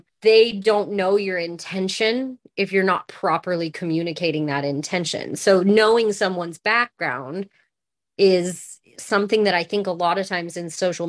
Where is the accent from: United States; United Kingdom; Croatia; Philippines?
United States; West Coast; I was from the West Coast and he was from South Carolina, and we didn't go home.